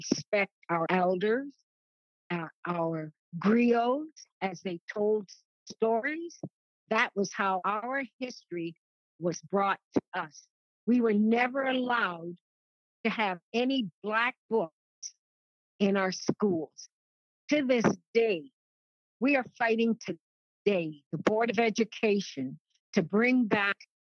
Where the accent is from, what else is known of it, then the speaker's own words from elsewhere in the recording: Canada; I'm Canadian